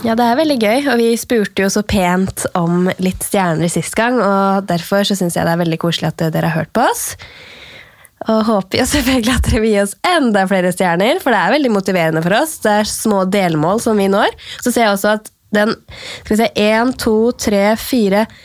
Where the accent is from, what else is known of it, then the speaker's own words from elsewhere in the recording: Norway; her hjemme i Norge